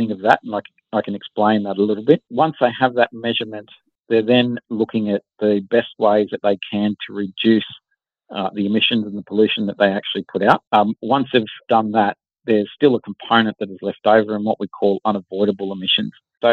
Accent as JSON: {"language": "English", "town": "Wollongong", "region": "New South Wales", "country": "Australia", "tie": "born or raised there", "said": "So we grew up in Wollongong, my co-founder"}